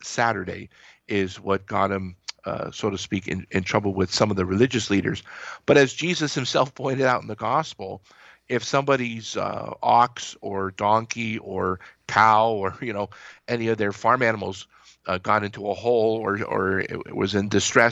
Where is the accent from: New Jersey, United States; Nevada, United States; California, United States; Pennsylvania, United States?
Pennsylvania, United States; I'm from Pennsylvania